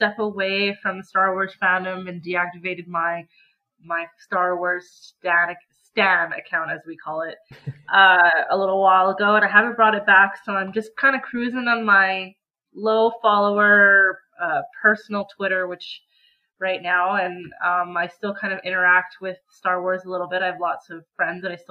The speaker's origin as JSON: {"language": "English", "country": "Canada", "said": "as a Canadian"}